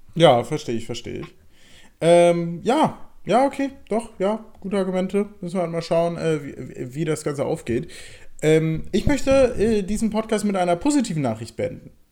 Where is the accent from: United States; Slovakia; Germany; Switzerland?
Germany; also born or lived in Berlin; als Deutscher